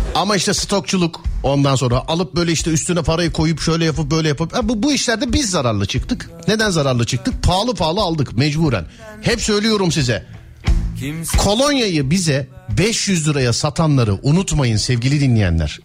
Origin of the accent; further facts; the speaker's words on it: Istanbul, Turkey; Benim doğup büyüdüğüm mahalle. Şişli Fulya